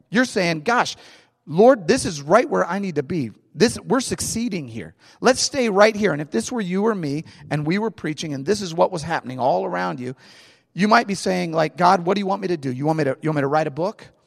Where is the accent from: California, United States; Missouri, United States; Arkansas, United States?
Missouri, United States; St. Louis; I grew up in Saint Louis.